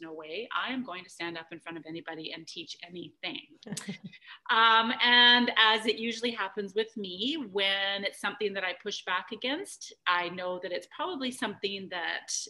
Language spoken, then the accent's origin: English; Calgary, Alberta, Canada; back when I grew up in Calgary